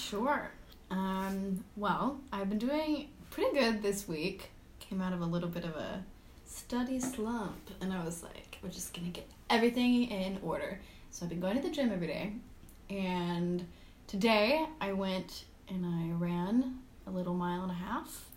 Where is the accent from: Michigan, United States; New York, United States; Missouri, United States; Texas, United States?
Missouri, United States; Kansas City; I am from Little Kansas City, Missouri, not Kansas.